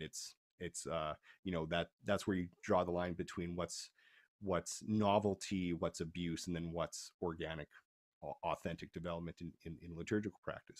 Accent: Canada; I'm from Canada

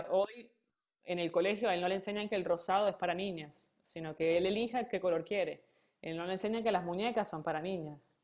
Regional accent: Venezuela; moved away as an adult; now in Argentina; extraño a la Venezuela donde yo nací

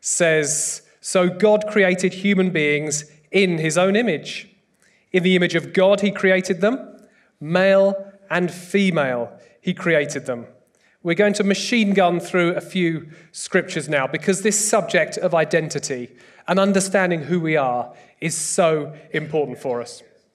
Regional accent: United Kingdom; I'm British

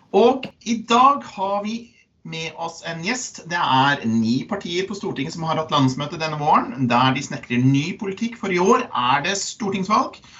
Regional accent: Norway

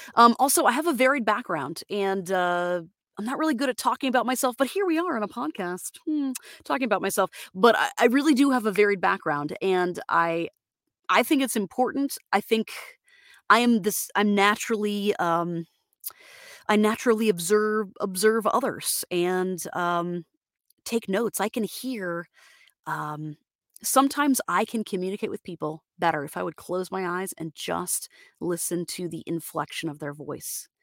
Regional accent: Florida, United States; I'm from from Florida, Floridian

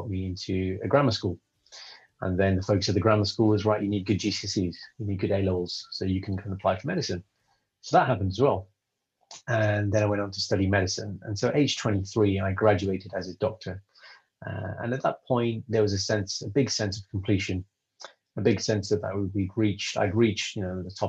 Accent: United Kingdom; I'm British, I'm Sikh, I'm Punjabi. And being that in the UK growing up

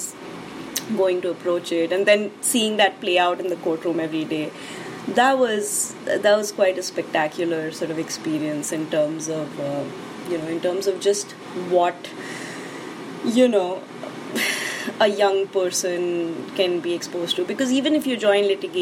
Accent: Delhi, India; I am from Delhi

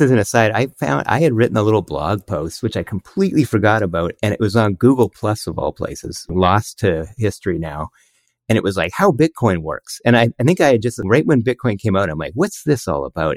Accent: Canada; We're Canadian.

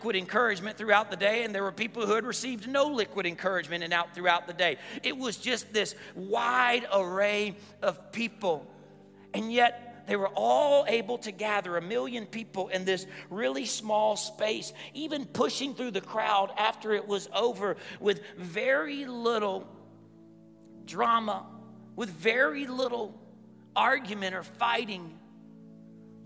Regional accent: Columbus, Georgia, United States; Growing up in Columbus, Georgia, I grew up with a large family there.

